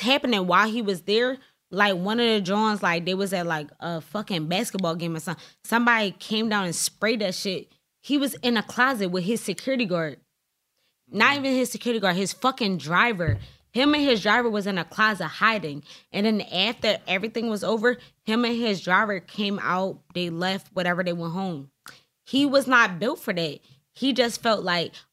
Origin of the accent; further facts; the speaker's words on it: Philadelphia, Pennsylvania, United States; Me and Trees from North.